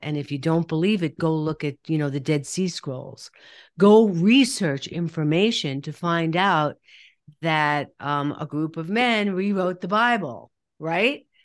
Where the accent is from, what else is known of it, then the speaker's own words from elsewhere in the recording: New York, United States; I'm from New York